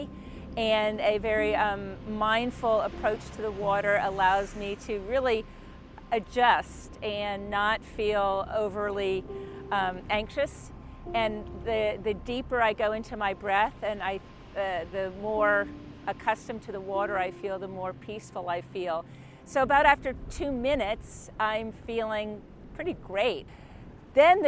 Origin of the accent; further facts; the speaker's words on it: Middletown, Rhode Island, United States; I'm from Middletown, Rhode Island